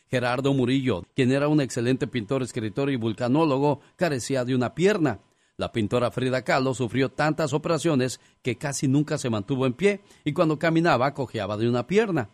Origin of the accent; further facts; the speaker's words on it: Mexicali, Baja California, Mexico; moved away; un día salí de Mexicali, pero Mexicali nunca salió de mí